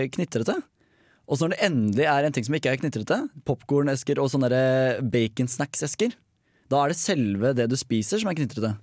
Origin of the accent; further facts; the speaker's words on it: Hønefoss, Buskerud, Norway; Hønefoss, der jeg kommer fra.